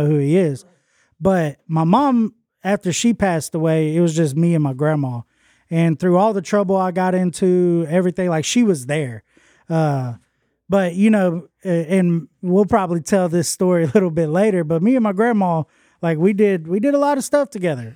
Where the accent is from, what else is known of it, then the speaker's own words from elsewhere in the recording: Houston, Texas, United States; moved away as an adult; also born or lived in Longview, Texas; now in West Monroe, United States; I was born in Houston and all I ever knew was Houston.